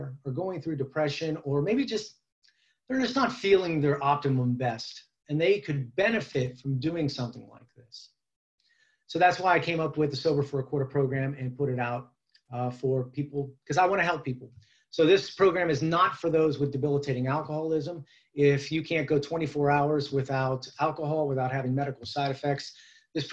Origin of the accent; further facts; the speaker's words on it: Youngstown, Ohio, United States; Youngstown, Ohio is my hometown, and born and bred here